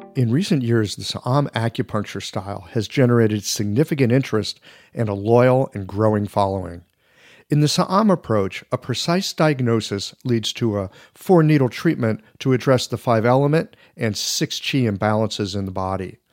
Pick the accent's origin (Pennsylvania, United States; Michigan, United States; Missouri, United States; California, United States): Missouri, United States; St. Louis; moved away as an adult; also born or lived in Seattle / Asia / Beijing; I grew up in Saint Louis, Missouri